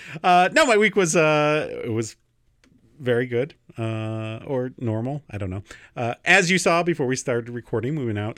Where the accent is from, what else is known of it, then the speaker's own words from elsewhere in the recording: Michigan, United States; I'm from Michigan.